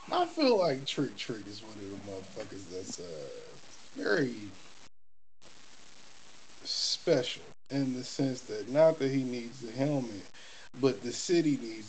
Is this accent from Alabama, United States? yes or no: no; Detroit, Michigan, United States; We're from Detroit, Michigan.